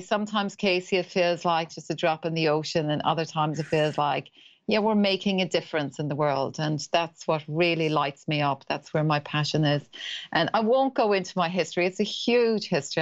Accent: Ireland; accent: Irish; moved away as an adult; now in New Zealand; I'm Irish, that's the accent

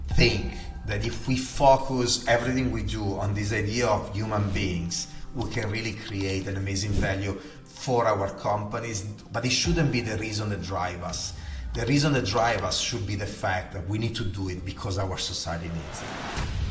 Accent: Gallarate, Lombardy, Italy; accent: Italian; English is a second language; moved away; am Italian, as you can hear from my heavy accent. Uh, and I was born 47 years ago in, the, in a town called Gallarate in the north of Italy, close to Milan

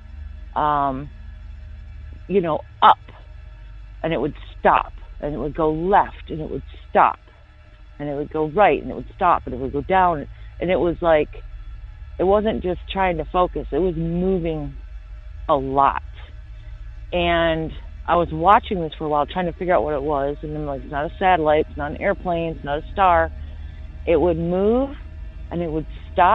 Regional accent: Michigan, United States; moved away as an adult; now in Florida, United States; I lived in Michigan all my life

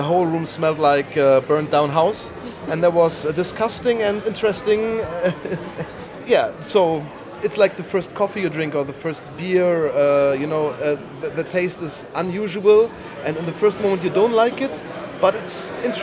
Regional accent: Bonn, North Rhine-Westphalia, Germany; I'm from Bonn, Western

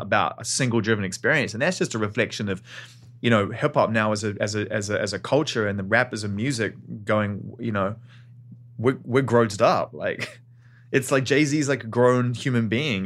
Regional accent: Auckland, New Zealand; growing up in Auckland, New Zealand

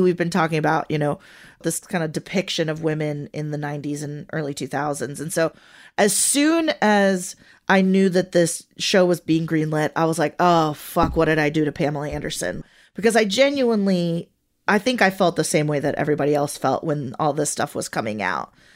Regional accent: Venezuela; first language Spanish; English is a second language; moved away

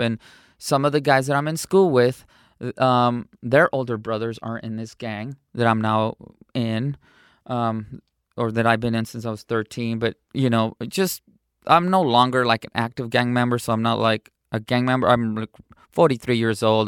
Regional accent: San Diego, California, United States; also born or lived in Cotija, Michoacán, Mexico; I was smuggled in. And, um, I was raised in San Diego, California

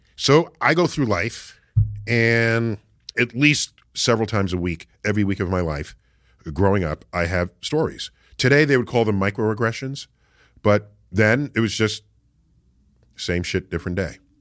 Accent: New York City, New York, United States; I grew up in the Bronx, and in New York City

